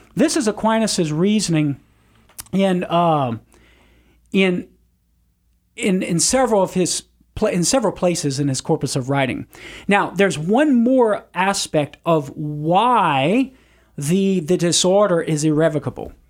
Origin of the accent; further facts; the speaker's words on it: Cajun, Louisiana, United States; as a Cajun